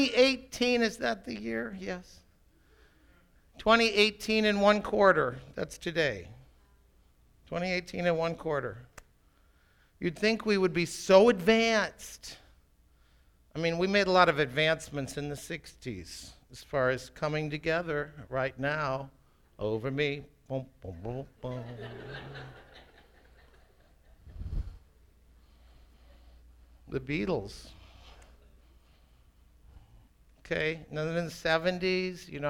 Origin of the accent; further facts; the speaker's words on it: Minneapolis, Minnesota, United States; also born or lived in England; I grew up in Minneapolis